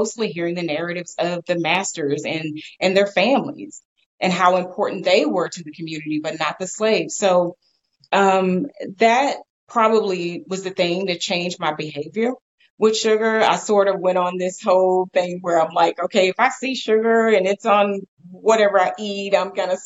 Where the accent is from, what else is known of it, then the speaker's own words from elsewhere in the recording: Texas, United States; I'm from Texas